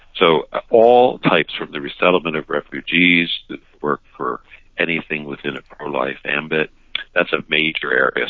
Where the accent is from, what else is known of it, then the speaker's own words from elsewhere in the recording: Philadelphia, Pennsylvania, United States; I was raised in the Philadelphia area, Roxborough